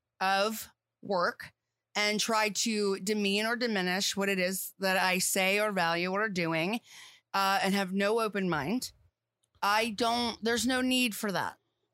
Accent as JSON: {"language": "English", "town": "Baltimore", "region": "Maryland", "country": "United States", "tie": "born or raised there", "said": "I grew up in Baltimore City. I am born and raised Baltimore."}